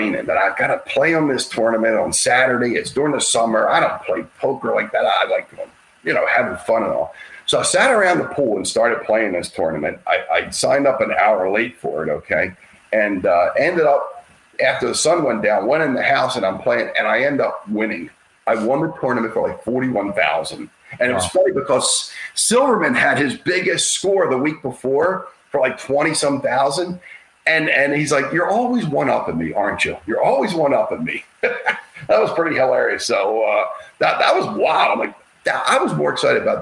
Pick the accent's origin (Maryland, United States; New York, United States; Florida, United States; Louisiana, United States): Maryland, United States; Baltimore; I'm from Baltimore